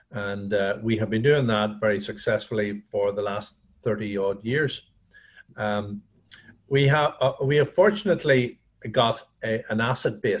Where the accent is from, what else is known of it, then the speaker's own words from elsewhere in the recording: Dungannon, Northern Ireland, United Kingdom; also born or lived in Belfast; Yeah, you could say Dungannon is my hometown. Um, yeah. I I uh, I've lived in every county in Northern Ireland.